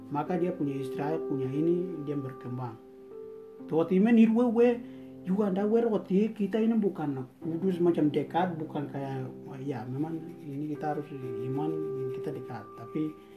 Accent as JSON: {"language": "Indonesian", "region": "Papua", "country": "Indonesia", "said": "kita semua satu Papua"}